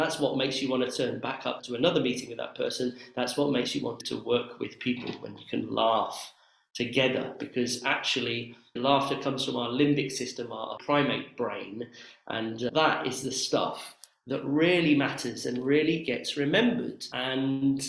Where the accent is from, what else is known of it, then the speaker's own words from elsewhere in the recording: Oxford, South East England, United Kingdom; my hometown of Oxford